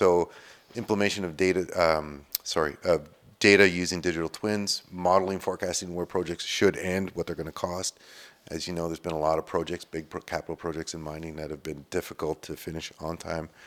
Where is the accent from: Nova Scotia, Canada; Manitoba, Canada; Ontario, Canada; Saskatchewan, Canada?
Ontario, Canada; Sudbury; I'm born and raised in Sudbury